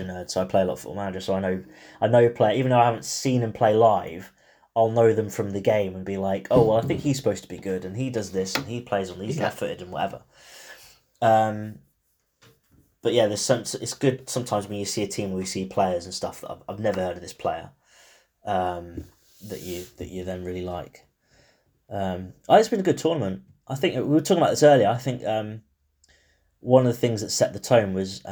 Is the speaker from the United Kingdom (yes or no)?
yes; England, United Kingdom; I'm still English